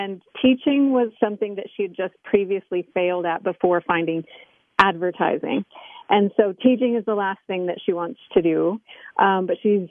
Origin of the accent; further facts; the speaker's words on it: Denver, Colorado, United States; also born or lived in Moscow, Russia / Los Angeles, California; now I'm back in Denver, Colorado, back in my hometown.